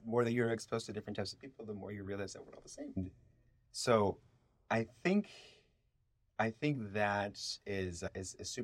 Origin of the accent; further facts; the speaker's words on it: Chicago, Illinois, United States; first language Spanish; English is a second language; moved away as an adult; my experience growing up in Chicago